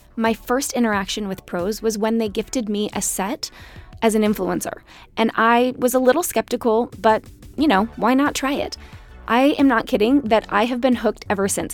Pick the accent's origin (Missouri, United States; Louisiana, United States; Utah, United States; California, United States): Utah, United States; growing up in Utah